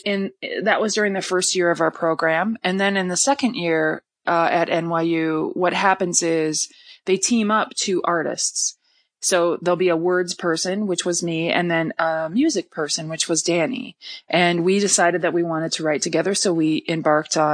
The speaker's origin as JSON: {"language": "English", "region": "Wisconsin", "country": "United States", "also_born_or_lived": "Minneapolis / New York", "moved": "as an adult", "said": "I'm originally from Wisconsin, but at the time I was living in Minneapolis"}